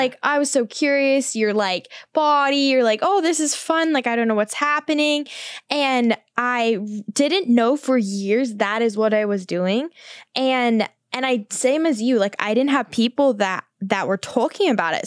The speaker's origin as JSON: {"language": "English", "country": "New Zealand", "tie": "born or raised there", "moved": "as an adult", "lives_now": "Los Angeles, United States", "said": "I grew up on a farm in New Zealand"}